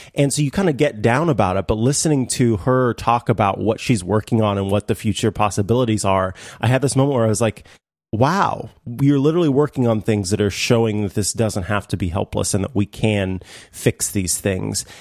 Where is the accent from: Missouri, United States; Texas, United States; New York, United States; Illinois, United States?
Missouri, United States; St. Joseph; in my hometown, there's a museum called the Glore Psychiatric Museum